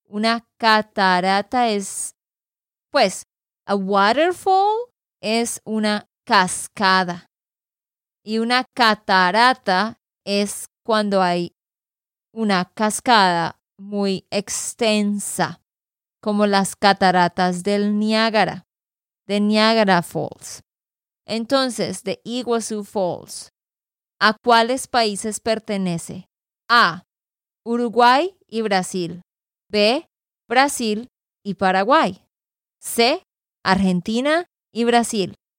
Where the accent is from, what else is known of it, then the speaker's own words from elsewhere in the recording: Santander, Colombia; de Santander, Colombia